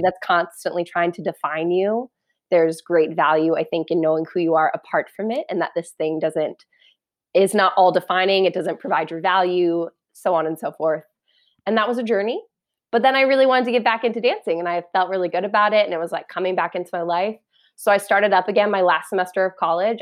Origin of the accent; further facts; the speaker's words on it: Parker, Colorado, United States; I grew up in Parker, Colorado, which is like an hour southeast of Denver.